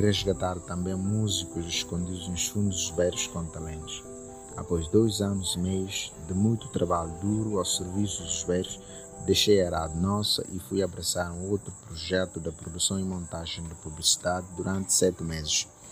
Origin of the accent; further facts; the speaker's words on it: Bijagós Islands, Bolama, Guinea-Bissau; first language Guinea-Bissau Creole; Portuguese is a second language; Nasci no dia 27 de setembro de 1995, na zona insular da Guiné-Bissau. Sou guinense de origem Bijagós